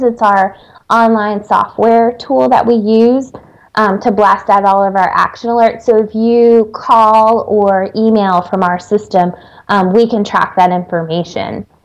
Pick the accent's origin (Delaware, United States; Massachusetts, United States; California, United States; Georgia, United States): Delaware, United States; from Delaware